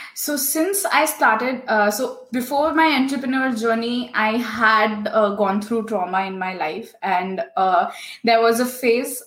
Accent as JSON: {"language": "English", "country": "India", "also_born_or_lived": "Singapore", "moved": "as an adult", "lives_now": "Germany", "said": "I come from India. I traveled from India to Singapore to complete my master's in electronics"}